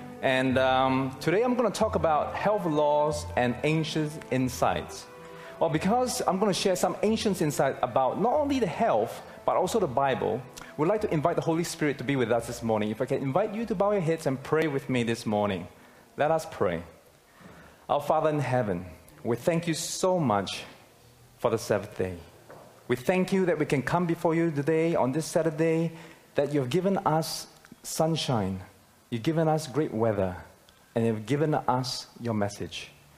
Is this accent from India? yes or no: no; Singapore; moved away as an adult; now in Australia; I came from Singapore, and I came to Australia to further my studies.